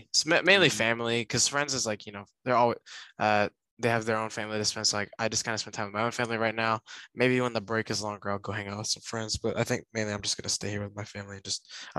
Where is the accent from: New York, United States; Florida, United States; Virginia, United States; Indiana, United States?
Virginia, United States; Lynchburg; I have this college in my hometown of Lynchburg